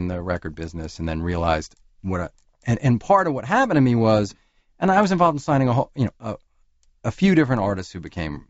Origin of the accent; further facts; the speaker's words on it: New York, United States; I grew up living in New York.